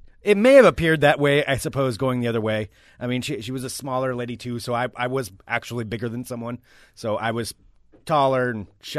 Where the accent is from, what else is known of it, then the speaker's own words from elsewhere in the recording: Oregon, United States; I know I'm from Oregon.